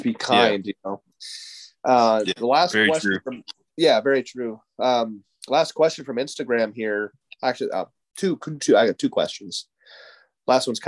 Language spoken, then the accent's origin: English; West Lafayette, Ohio, United States; moved away as an adult; also born or lived in Bozeman, Montana; moved to Ohio at a very early age